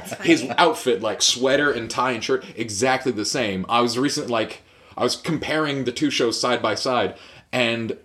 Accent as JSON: {"language": "English", "town": "Fort Langley", "region": "British Columbia", "country": "Canada", "tie": "born or raised there", "lives_now": "Vancouver, Canada", "said": "I grew up in Fort Langley"}